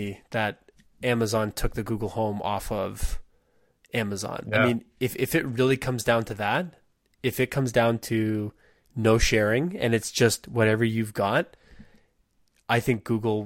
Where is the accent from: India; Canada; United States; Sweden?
Canada; I always deal in Canadian dollars because I'm Canadian like